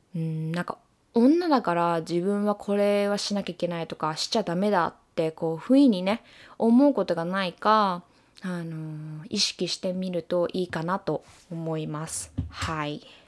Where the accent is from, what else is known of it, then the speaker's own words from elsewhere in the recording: Japan; moved away as an adult; now in United States; 自分の生まれ育った国を出て視野を広げた時に